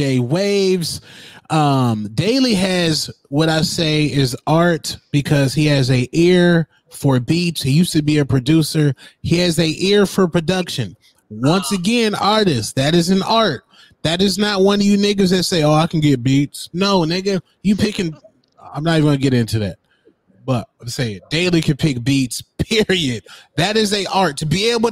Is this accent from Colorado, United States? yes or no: no; Phoenix, Arizona, United States; moved away; I'm from Maryvale, USA